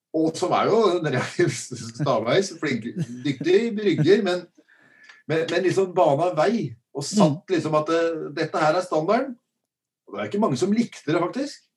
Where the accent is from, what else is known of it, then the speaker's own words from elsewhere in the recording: Drammen, Buskerud, Norway; jeg er jo drammenser